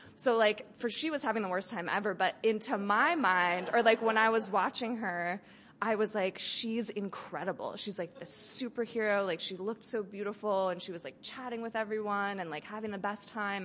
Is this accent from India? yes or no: no; Berkeley, California, United States; I grew up in Berkeley